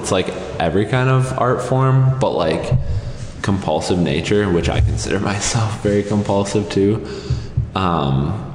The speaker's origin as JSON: {"language": "English", "town": "Appleton", "region": "Wisconsin", "country": "United States", "tie": "born or raised there", "said": "I grew up in Appleton."}